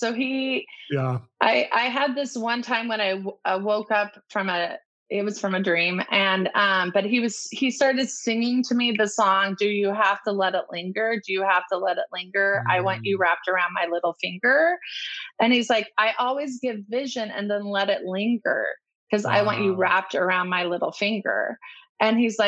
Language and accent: English; Orange County, California, United States; I grew up in Orange County